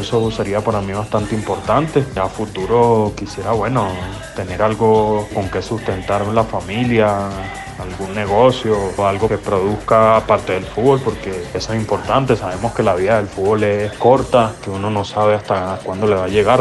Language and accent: Spanish; La Guaira, Venezuela; also born or lived in Caracas; yo nací en Caracas, soy, soy, me crié en La Guaira